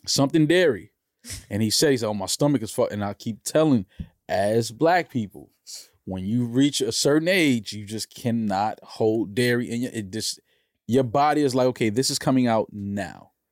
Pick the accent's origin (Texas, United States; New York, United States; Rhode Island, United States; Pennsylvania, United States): New York, United States; I'm a New Yorker, born and raised